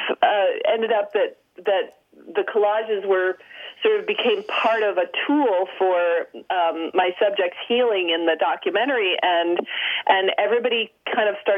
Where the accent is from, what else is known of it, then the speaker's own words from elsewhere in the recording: Los Angeles, California, United States; also born or lived in Texas; I grew up in Los Angeles. I was born in Texas, but I grew up in Los Angeles.